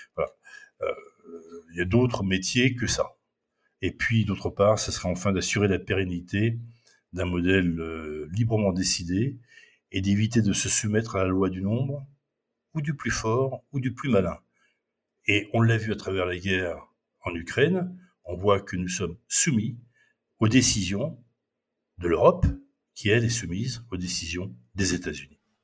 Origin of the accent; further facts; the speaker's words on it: France; en tant que Français